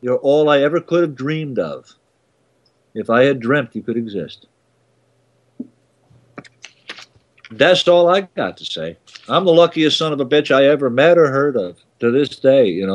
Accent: United States; moved away as an adult; also born or lived in Babylon, New York; now in Canada; I'll never stop being an American

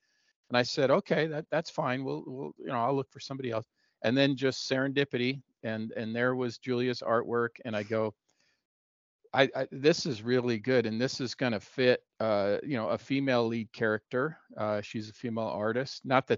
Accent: Seattle, Washington, United States; moved away; I'm originally from Seattle

